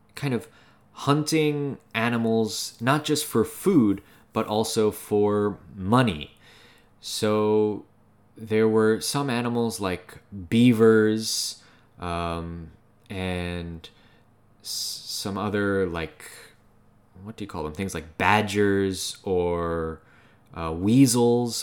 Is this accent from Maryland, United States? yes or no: yes; Maryland, United States; where I'm from, I'm from Maryland. So if you go a f- just a few miles west of my hometown